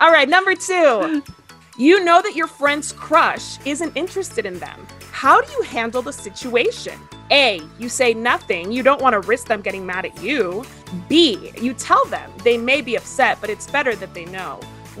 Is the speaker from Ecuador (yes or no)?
yes; Ecuador; born there; I was born in Ecuador, actually.